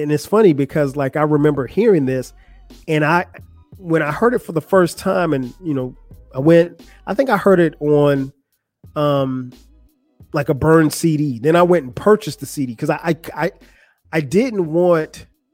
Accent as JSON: {"language": "English", "region": "South Carolina", "country": "United States", "also_born_or_lived": "Atlanta", "moved": "as an adult", "said": "I'm from South Carolina"}